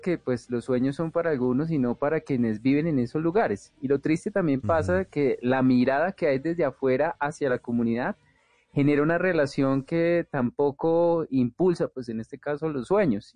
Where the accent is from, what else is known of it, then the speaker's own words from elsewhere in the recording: Bogotá, Colombia; yo nací en Ciudad Bolívar y crecí pues en, medio de, muchas cosas que se escuchaban de la localidad